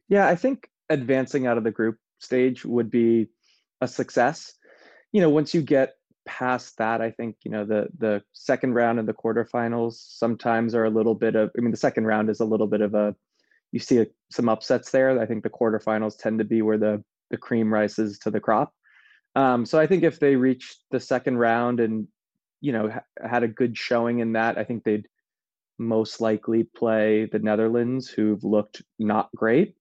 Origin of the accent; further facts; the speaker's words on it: United States; as an American